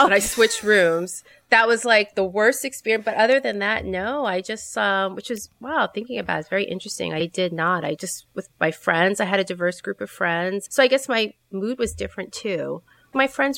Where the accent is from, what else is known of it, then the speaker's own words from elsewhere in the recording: New York City, New York, United States; I'm a New Yorker